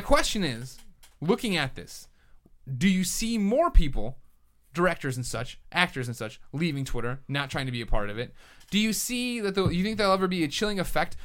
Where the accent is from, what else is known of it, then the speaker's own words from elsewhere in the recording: Chicago, Illinois, United States; accent: Chicago; my Chicago accent